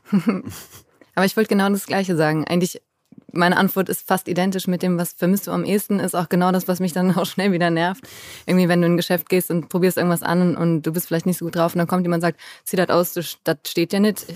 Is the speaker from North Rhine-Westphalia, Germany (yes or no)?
yes; Cologne, North Rhine-Westphalia, Germany; moved away as an adult; also born or lived in Bergisch Gladbach / Berlin / Hanover; bin aber natürlich in Köln aufgewachsen